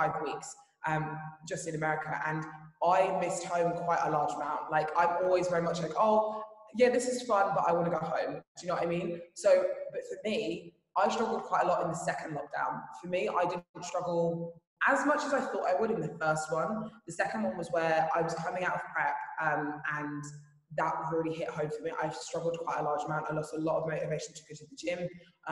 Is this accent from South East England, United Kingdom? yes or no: yes; Brighton, South East England, United Kingdom; moved away as an adult; now in Dubai, United Arab Emirates; my gym in Brighton